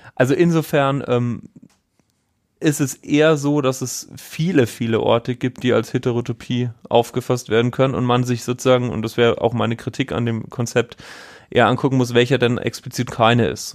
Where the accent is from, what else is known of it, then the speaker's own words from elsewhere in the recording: Bavaria, Germany; ich komme aus Bayern